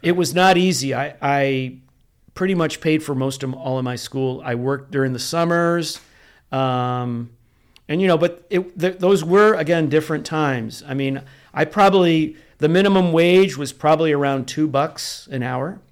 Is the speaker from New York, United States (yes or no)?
yes; Rochester, New York, United States; moved away as an adult; also born or lived in Greece, New York / Canandaigua, New York / Orange County, California; now in San Diego, United States; born in Rochester, New York